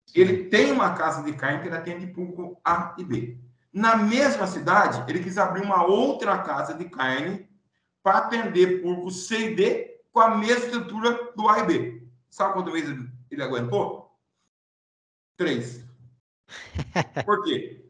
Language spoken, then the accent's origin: Portuguese; Pirassununga, São Paulo, Brazil; also born or lived in Santarém, Pará; Hoje eu estou em Pirassununga, São Paulo, minha terra natal